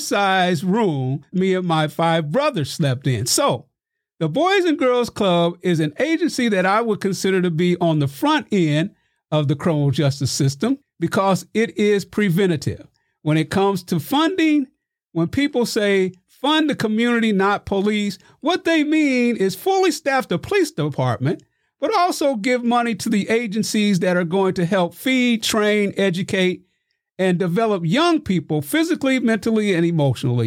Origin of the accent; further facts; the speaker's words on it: Festus, Missouri, United States; also born or lived in Crystal City, Missouri; growing up in Festus and Crystal City, Missouri, it was ten of us in a three-bedroom house